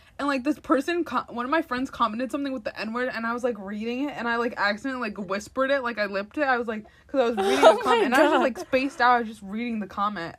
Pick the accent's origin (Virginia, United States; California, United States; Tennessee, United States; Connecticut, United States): Connecticut, United States; Waterbury; born there; Like, if I was raised, like, I was born in Waterbury. If I was raised there, I definitely probably would say it a lot more.